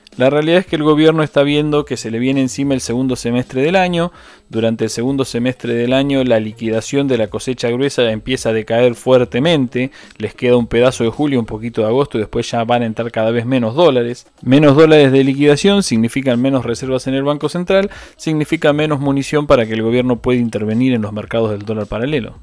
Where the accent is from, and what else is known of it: Argentina